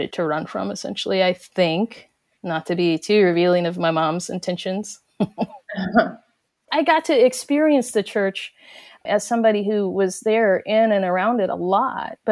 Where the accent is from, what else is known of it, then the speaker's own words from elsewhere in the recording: Cherokee Nation, Oklahoma, United States; the Cherokee Nation specifically, you know, we're right in the middle of the Bible Belt